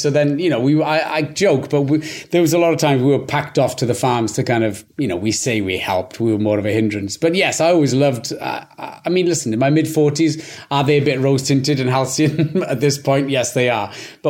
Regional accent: Wales, United Kingdom; accent: Welsh; first language Welsh; English is a second language; moved away as an adult; Welsh was my first language growing up

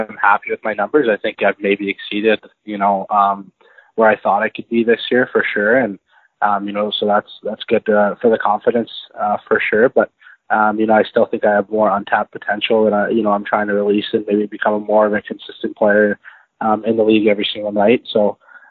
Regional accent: Airdrie, Alberta, Canada; also born or lived in Kelowna, British Columbia / Calgary, Alberta; now in Edmonton, Canada; so I'm from Airdrie, Alberta. I grew up there until I was about 13, summer of 13

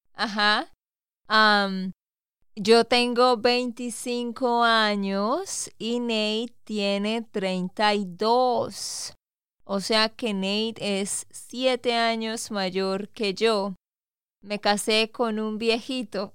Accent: Santander, Colombia; also born or lived in Bucaramanga; de Santander, Colombia

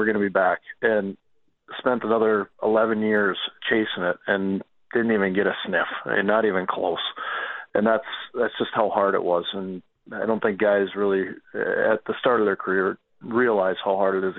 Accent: Calgary, Alberta, Canada; No, I'm from Calgary.

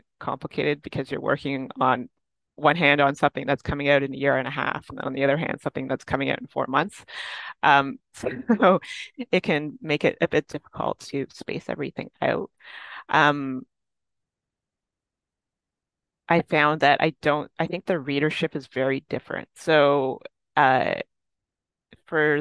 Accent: Toronto, Ontario, Canada; I like the city and I've lived here my whole life

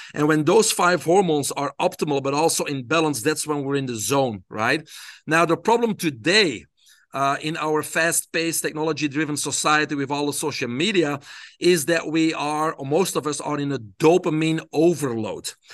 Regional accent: Belgium; I grew up in Belgium

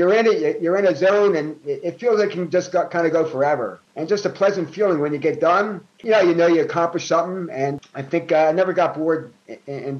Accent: Philadelphia, Pennsylvania, United States; I grew up in North Philadelphia. I grew up in Olney section of Philadelphia

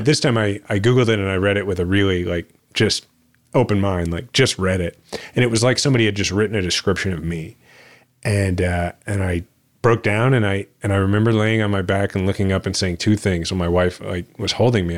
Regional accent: Kansas City, Missouri, United States; my hometown that I love

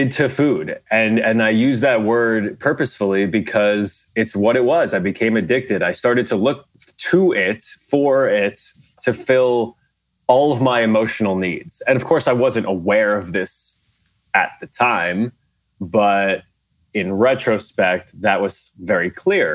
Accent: Garden City, New York, United States; small little Catholic school in Garden City, where I grew up in Long Island.

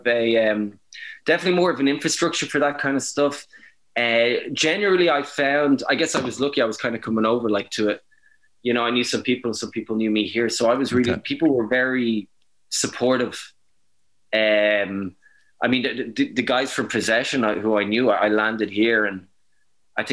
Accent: Dublin, Leinster, Ireland; moved away as an adult; now in Brussels, Belgium; I was born and bred in Dublin for years

